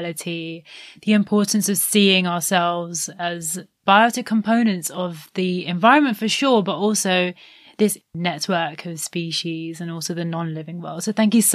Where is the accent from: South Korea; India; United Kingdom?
India; Particularly being an Indian